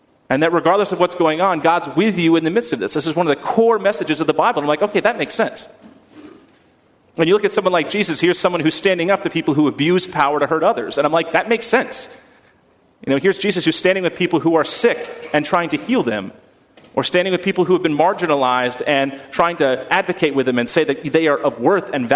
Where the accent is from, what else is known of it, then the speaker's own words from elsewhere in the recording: Wellesley, Massachusetts, United States; now in Houston, United States; when I was a teenager growing up in Wellesley, Massachusetts